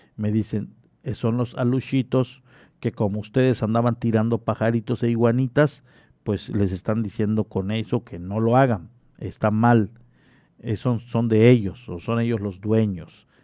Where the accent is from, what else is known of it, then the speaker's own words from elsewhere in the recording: Solferino, Quintana Roo, Mexico; now in Cozumel, Mexico; en la comunidad de Solferino, ahí en mi pueblo natal